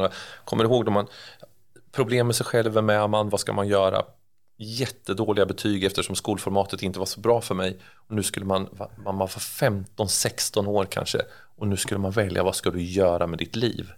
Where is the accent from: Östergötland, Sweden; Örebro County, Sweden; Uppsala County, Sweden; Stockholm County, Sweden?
Örebro County, Sweden; Örebro; accent: Närke dialect; Jag är urnärking och det hörs ju antagligen när man pratar också. Jag, jag, jag är född och uppvuxen här.